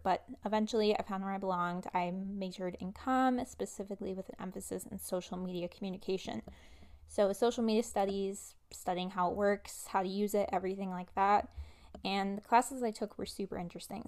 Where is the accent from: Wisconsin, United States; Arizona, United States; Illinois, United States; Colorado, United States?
Wisconsin, United States; I am based in Wisconsin, so I went to college in my home state